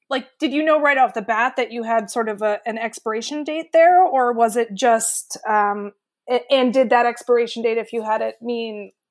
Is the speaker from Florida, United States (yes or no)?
no; Washington, District of Columbia, United States; i grew up right on capitol hill